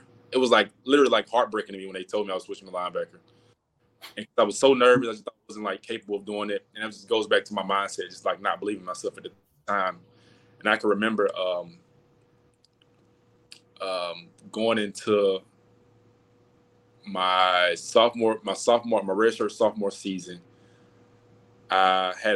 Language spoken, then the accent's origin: English; Atlanta, Georgia, United States; born and raised in Atlanta